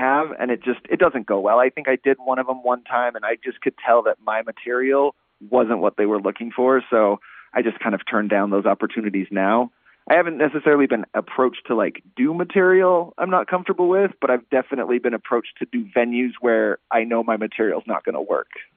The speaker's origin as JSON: {"language": "English", "region": "Utah", "country": "United States", "said": "Utah, which is my home state"}